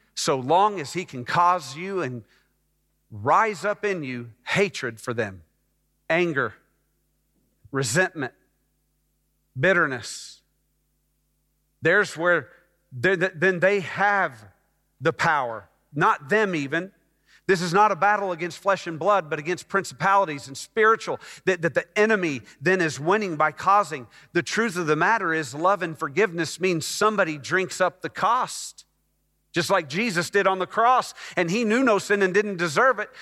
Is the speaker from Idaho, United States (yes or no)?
no; Dallas, Texas, United States; also born or lived in Scottsdale, Arizona / Phoenix, Arizona; I moved from Phoenix to Dallas to live with them